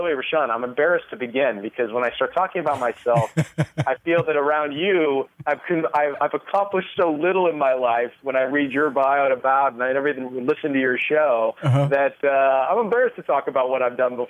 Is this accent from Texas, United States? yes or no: no; California, United States; No, I was born and raised in California